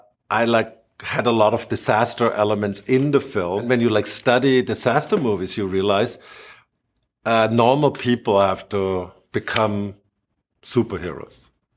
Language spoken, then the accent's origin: English; Germany; I grew up in Germany, and Germany, we don't have like really superheroes.